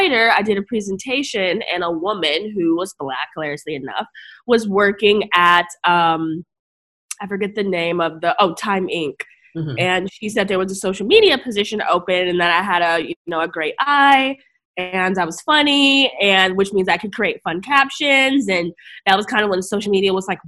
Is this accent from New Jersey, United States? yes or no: yes; New Jersey, United States; also born or lived in Akron, Ohio; now in New York, United States; when I was about, eight, my family moved to Jersey